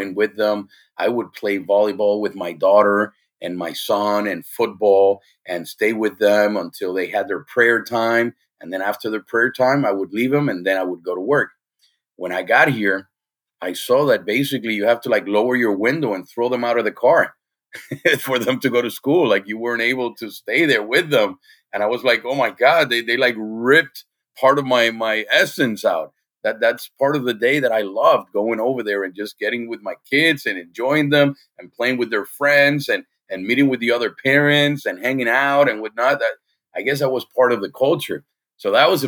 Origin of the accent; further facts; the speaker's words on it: Puerto Rico; moved away as an adult; now in United States; we were born, all of us born and raised in Puerto Rico, and we moved into the mainland in 2014